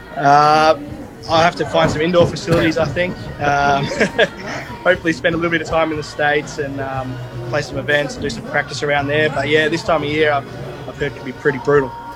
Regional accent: Perth, Western Australia, Australia; I was born in Perth, Western Australia.

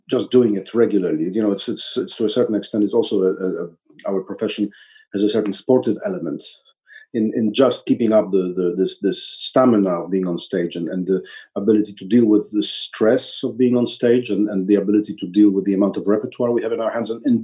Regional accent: Warsaw, Masovian Voivodeship, Poland; this is my hometown

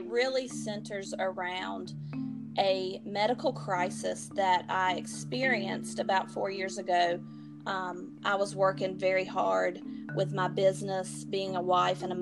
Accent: High Point, North Carolina, United States; I am from High Point, North Carolina

